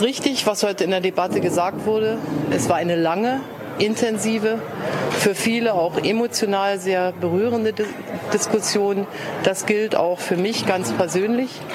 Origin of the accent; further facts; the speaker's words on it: Berlin, Germany; in meiner Heimatstadt in Berlin